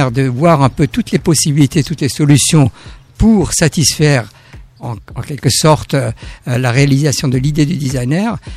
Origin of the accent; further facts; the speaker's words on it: France; moved away as an adult; also born or lived in Germany; Je pense même en tant que Français et quand je suis arrivé en Allemagne